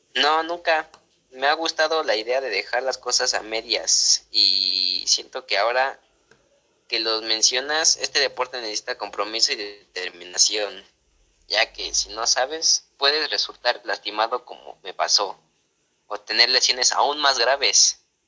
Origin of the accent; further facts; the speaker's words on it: Mexico City, Mexico; nací en la Ciudad de México